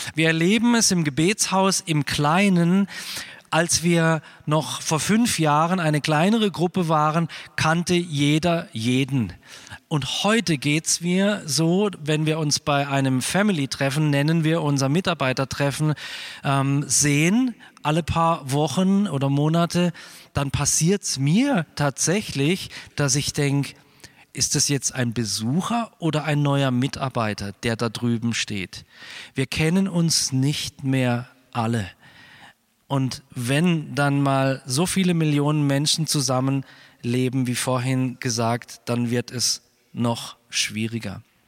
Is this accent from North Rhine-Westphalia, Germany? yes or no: no; Freiburg, Baden-Württemberg, Germany; Ich lebe jetzt mittlerweile 55 Jahre in Freiburg. Ich bin einer der zwei gebürtigen Freiburger, die noch in Freiburg wohnen